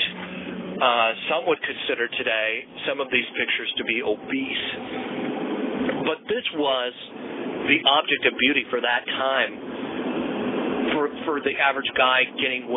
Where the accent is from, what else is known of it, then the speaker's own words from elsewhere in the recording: United States; as an American